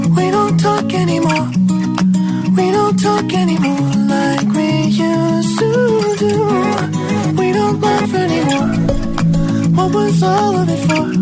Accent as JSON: {"language": "Spanish", "town": "Seville", "region": "Andalusia", "country": "Spain", "said": "Hola agitadores … de Sevilla y tengo 10 años."}